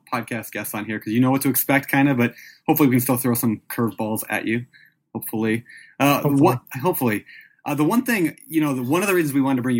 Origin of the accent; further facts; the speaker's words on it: Minnesota, United States; I grew up in Minnesota